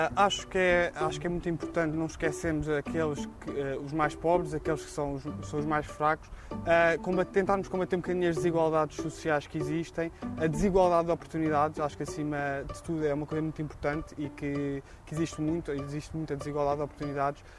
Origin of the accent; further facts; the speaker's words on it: Portugal; como portugueses que somos